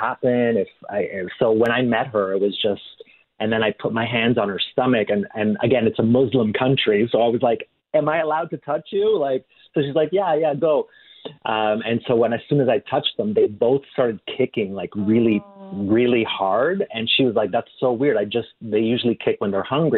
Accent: Canada; also born or lived in Italy; I'm Canadian and I was born in Italy

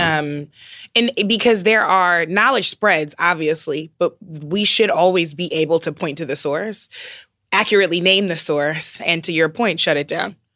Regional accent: St. Louis, Missouri, United States; moved away; growing up in the Midwest. So I am from Saint Louis, which means that I share a home state with Rush Limbaugh

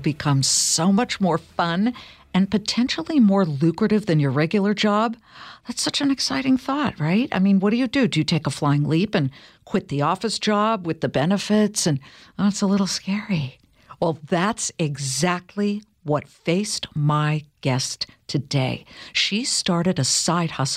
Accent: California, United States; I'm from California

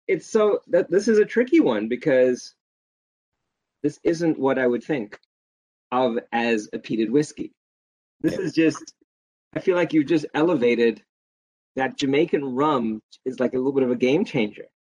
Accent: South Africa; growing up in South Africa

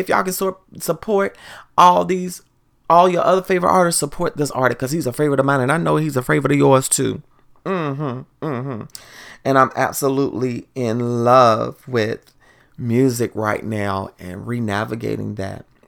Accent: the South, United States; now in Washington, D.C. area, United States; growing up in the South, we also listen to Go-Go in the South

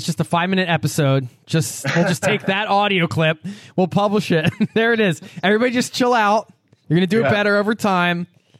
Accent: Northeast, United States; being from the Northeast

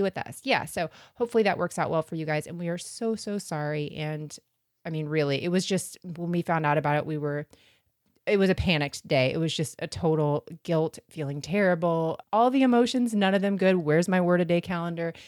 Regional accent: Florida, United States; we're from Florida

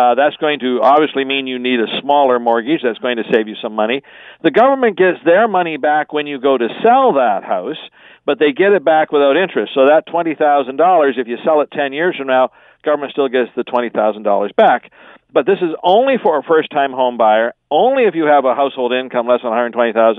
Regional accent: Canada; as a Canadian

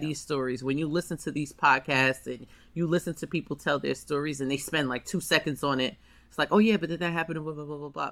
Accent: New York City, New York, United States; I'm from Harlem

